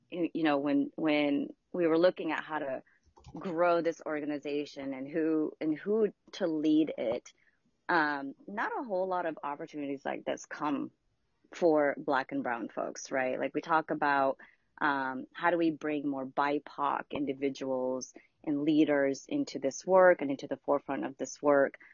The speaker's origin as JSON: {"language": "English", "country": "Philippines", "moved": "yes", "said": "my mom and I immigrated here from the Philippines in 1989, I believe it was"}